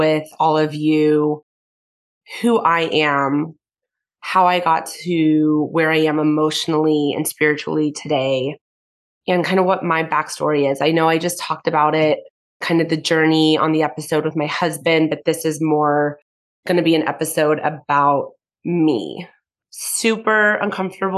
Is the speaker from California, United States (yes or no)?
yes; Conejo Valley, California, United States; I'm born and raised in the Kaneo Valley.